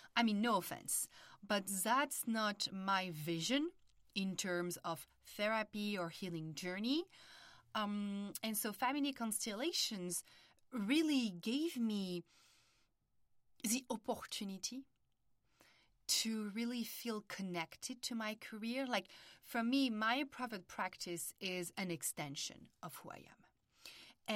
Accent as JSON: {"language": "English", "country": "France", "tie": "born or raised there", "also_born_or_lived": "Paris", "accent": "French", "second_language": "English", "moved": "as an adult", "lives_now": "United States", "said": "I was born and raised in France, and early twenties, after studying psychology in Paris, I decided to move to the United States"}